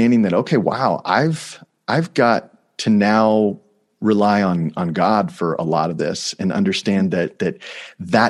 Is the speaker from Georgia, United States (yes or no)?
no; Texas, United States; moved away; I grew up in Texas, like I said, and part of being a Texan